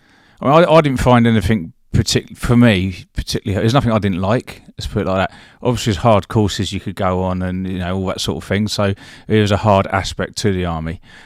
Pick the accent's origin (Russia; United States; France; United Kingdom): United Kingdom; Eastbourne, South East England; So I'm originally from Eastbourne, which is, for lots of people don't really know where Eastbourne is, but it's just along the coast from Brighton, not far, half an hour from Brighton.